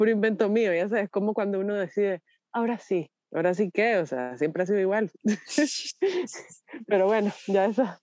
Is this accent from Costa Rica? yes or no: yes; Costa Rica; Porque en Costa Rica pues tenemos familia, nos encanta, somos costarricenses, pero no sé si vamos a estar ahí.